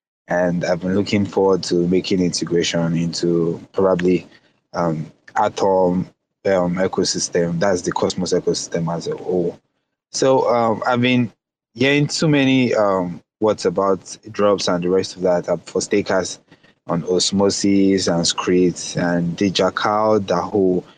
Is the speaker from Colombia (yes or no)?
no; Nigeria; I'm from Nigeria.